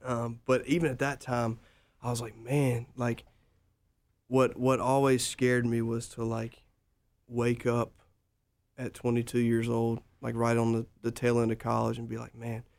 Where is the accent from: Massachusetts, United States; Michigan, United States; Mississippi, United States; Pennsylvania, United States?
Mississippi, United States; Jackson; I'm from Jackson, Mississippi.